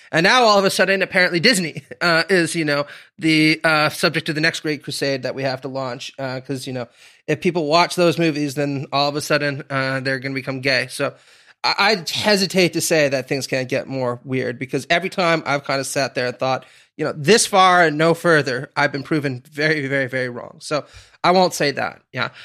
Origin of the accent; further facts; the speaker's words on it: Stittsville, Ontario, Canada; moved away; I grew up in Stittsville, Ontario